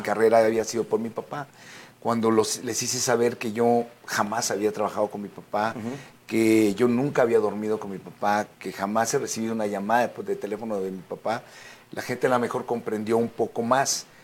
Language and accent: Spanish; Mexico; also born or lived in United States; yo soy ciudadano americano también, sí. México-americano